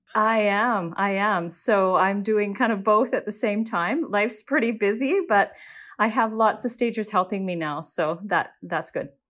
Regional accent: Saskatoon, Saskatchewan, Canada; I was born and raised in Saskatoon

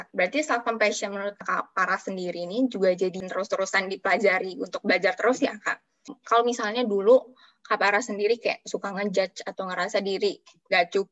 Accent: Bogor, West Java, Indonesia; kayak aku juga nih orang Bogor nih ya, dari Bogor mau ke puncak

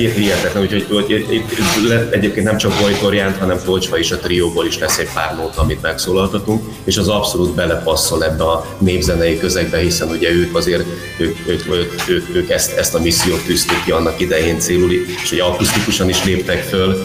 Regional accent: Pécsvárad, Baranya, Hungary; itt Pécsvár az a szülővárosunk, tehát itt is nőttünk föl

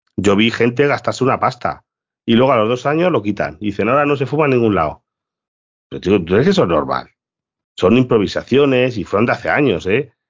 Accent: Galicia, Spain; soy gallego

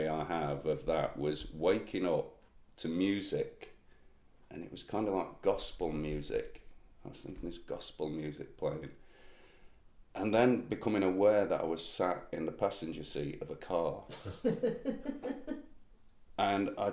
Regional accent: Huthwaite, East Midlands, United Kingdom; I'm from Huthwaite.

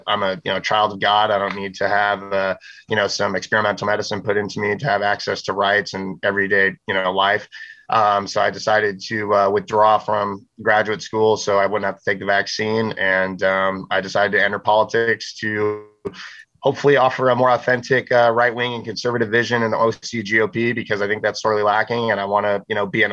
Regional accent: Big Bear Lake, California, United States; also born or lived in Garden Grove, California / Orange County, California; I grew up in Big Bear Lake, California.

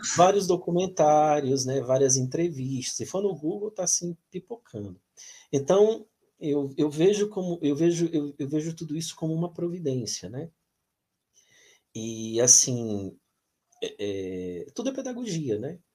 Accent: Piauí, Brazil; moved away; eu saí do Piauí, né? Lá do outro lado do Brasil

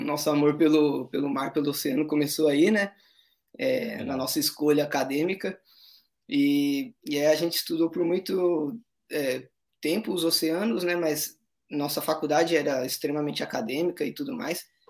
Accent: São Paulo, Brazil; moved away as an adult; now in Ilha Grande, Brazil; nós somos de São Paulo, tanto ela quanto eu.

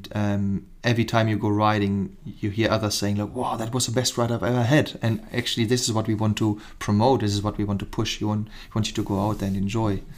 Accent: Germany; English is a second language; moved away as an adult; also born or lived in Cape Town, South Africa; now in Chilterns, United Kingdom; I'm German by trade. I'm born and bred in Germany

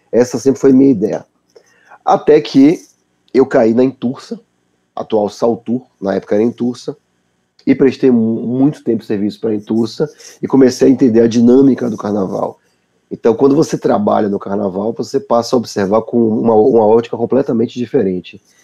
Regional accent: Salvador, Bahia, Brazil; moved away; quando eu saí de Salvador e fui morar fora

